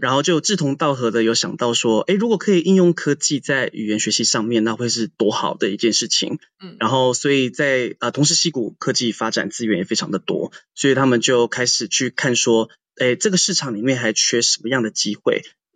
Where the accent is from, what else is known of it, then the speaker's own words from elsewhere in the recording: Taitung County, Taiwan; moved away as an adult; also born or lived in New York, United States; 我也是，就是台湾土生土长的台东人